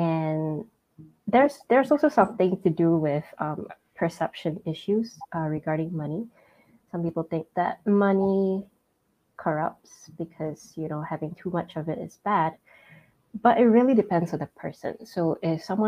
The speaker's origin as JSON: {"language": "English", "town": "George Town", "region": "Penang", "country": "Malaysia", "tie": "born or raised there", "moved": "as an adult", "lives_now": "Kuala Lumpur, Malaysia", "said": "I'm from Malaysia, specifically from Penang. That's my hometown."}